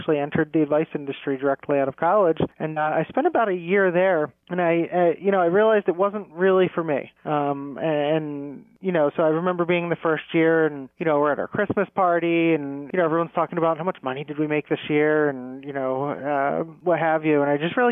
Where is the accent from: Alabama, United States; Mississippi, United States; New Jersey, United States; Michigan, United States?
New Jersey, United States; Ocean City; I'm from Ocean City, New Jersey